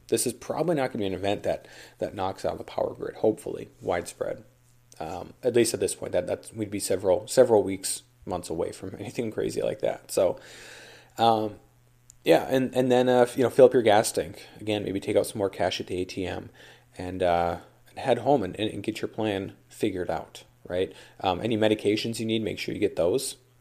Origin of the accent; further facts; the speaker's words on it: Duluth, Minnesota, United States; my hometown here, Duluth